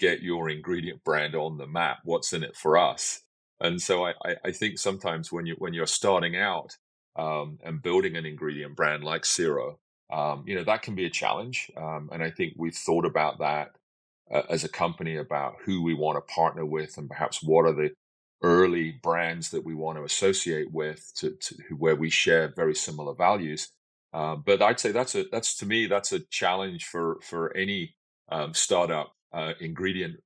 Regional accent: London, United Kingdom; now in Victoria, Canada; when I was seven, I grew up in London

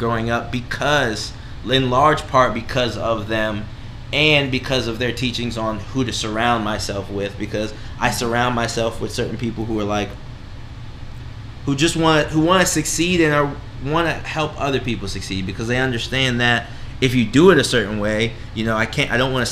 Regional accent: Maryland, United States; All of my family is pretty much in North Carolina, mm-hmm. so I was growing up in Maryland, so I was that cousin that came to visit type deal.

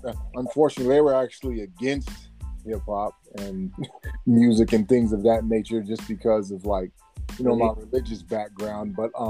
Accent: Sacramento, California, United States; also born or lived in Tulare / Oxford; I was born in Tulare, California, raised in Sacramento, California, grew up in South Central California, and basically became a young kid in Oxford.

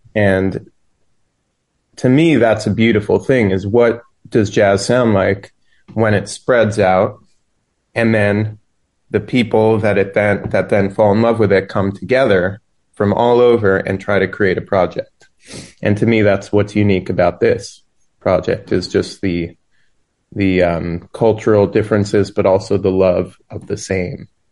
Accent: New York, United States; I grew up in New York, and there's this festival here each year called Winter Jazz Fest

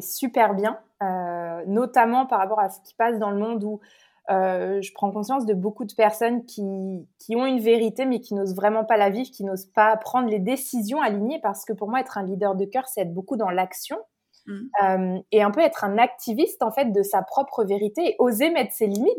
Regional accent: Paris, Île-de-France, France; moved away as an adult; also born or lived in New York, United States; now in Canada; je suis née à Paris, euh, j'ai grandi en France

